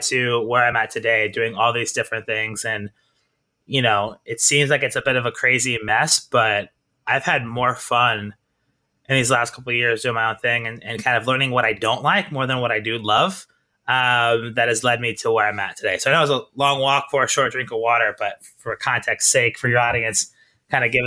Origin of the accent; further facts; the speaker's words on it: Kansas City, Missouri, United States; moved away as an adult; also born or lived in Iowa / Italy; now in New York, United States; I'm from Kansas City, Missouri